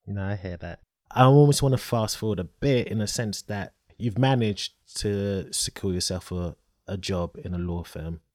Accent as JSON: {"language": "English", "country": "Nigeria", "said": "I'm Nigerian"}